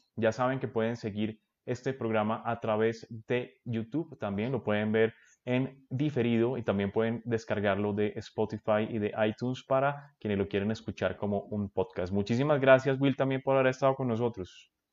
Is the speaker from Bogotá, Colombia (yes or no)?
yes; Bogotá, Colombia; yo soy rolo